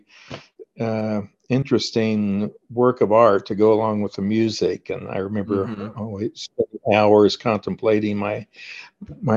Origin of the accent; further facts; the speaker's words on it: Oklahoma, United States; I grew up in Oklahoma, where I am now.